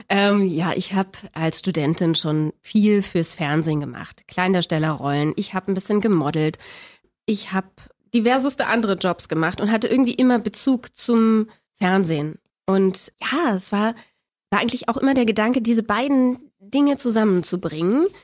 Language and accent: German; Berlin, Germany; Ich bin in Spandau auf die Welt gekommen und da bin ich auch groß geworden.